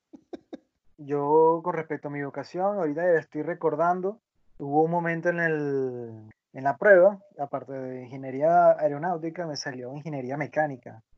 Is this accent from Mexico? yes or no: no; Venezuela; mi país, en Venezuela